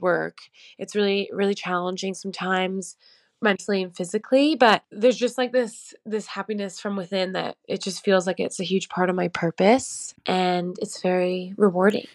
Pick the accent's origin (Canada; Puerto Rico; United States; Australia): Canada; moved away as an adult; also born or lived in London; something inside of me just knew that I had to come back to Canada